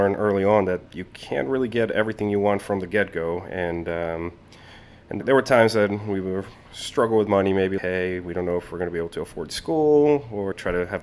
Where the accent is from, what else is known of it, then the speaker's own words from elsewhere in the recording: Colombia; now in United States; I was born and raised in Colombia, in South America